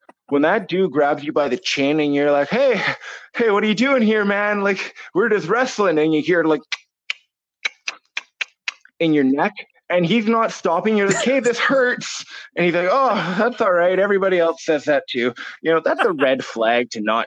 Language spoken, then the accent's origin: English; Campbell River, British Columbia, Canada; also born or lived in Vancouver; now in Blind Bay, Canada; I was born and raised in Campbell River.